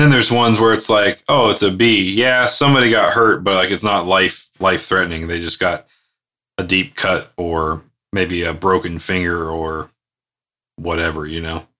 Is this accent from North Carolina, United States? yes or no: yes; Outer Banks, North Carolina, United States; I spent many a years growing up in the Outer Banks